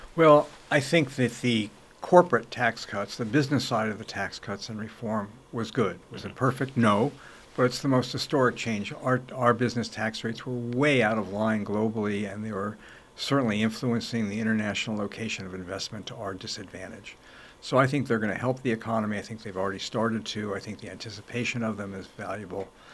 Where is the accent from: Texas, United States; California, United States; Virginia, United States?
California, United States; Los Angeles; also born or lived in New York; I was born in New York. My parents moved to Los Angeles when I was five